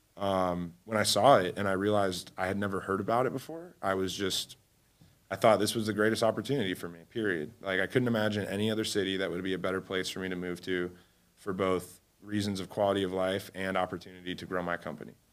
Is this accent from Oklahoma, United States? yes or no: no; Cleveland, Ohio, United States; moved away as an adult; also born or lived in Alabama; now in Miami, United States; I was raised in Cleveland, Ohio